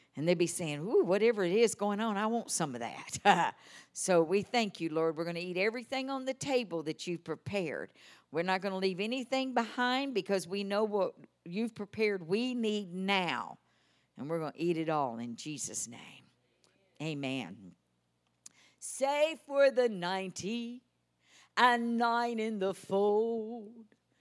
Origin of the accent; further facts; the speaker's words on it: Texas, United States; accent: Texas; my Texas accent